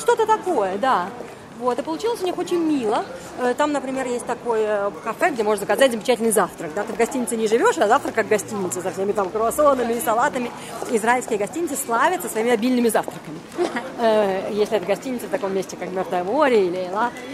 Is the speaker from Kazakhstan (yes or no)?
no; Riga, Latvia; now in Germany; я выросла на море, я выросла в Риге.